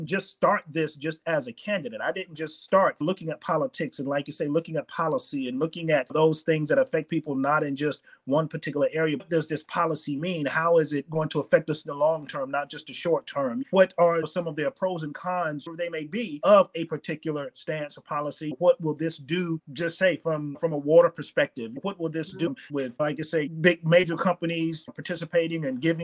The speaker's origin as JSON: {"language": "English", "town": "Fort Myers", "region": "Florida", "country": "United States", "tie": "born or raised there", "said": "I grew up in Fort Myers"}